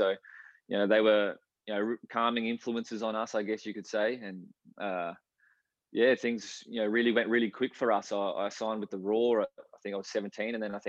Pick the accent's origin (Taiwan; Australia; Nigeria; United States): Australia; Brisbane, Queensland; We used to love going to watch the Strikers play, out at Lang Park back then.